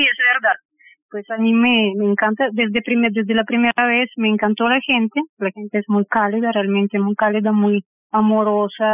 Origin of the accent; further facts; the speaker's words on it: Minsk, Belarus; Spanish is a second language; now in Bogotá, Colombia; yo nací en Minsk, que es capital de Bielorrusia